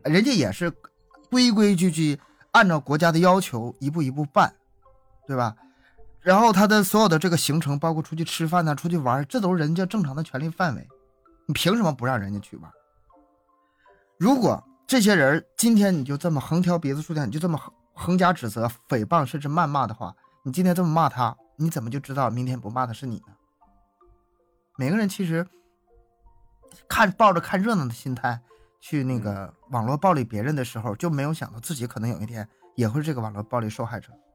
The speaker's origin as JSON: {"language": "Chinese", "town": "Harbin", "region": "Heilongjiang", "country": "China", "said": "我是哈尔滨人，哈尔滨大了"}